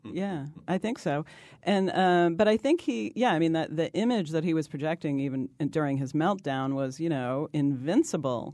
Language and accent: English; New York, United States; I'm from New York.